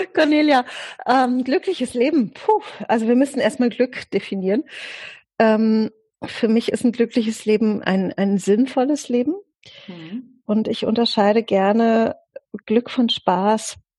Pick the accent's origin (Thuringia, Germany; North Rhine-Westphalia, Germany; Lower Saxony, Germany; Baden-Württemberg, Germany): Baden-Württemberg, Germany; Offenburg; also born or lived in Italy / France; im Augenblick lebe ich äh, persönlich in Offenburg. Das ist meine, meine Heimatstadt. Da bin ich auch die meiste Zeit meines Lebens gewesen